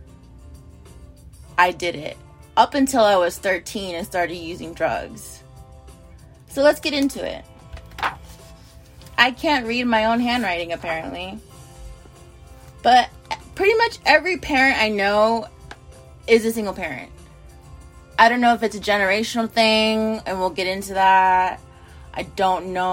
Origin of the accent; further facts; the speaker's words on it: United States; I'm an American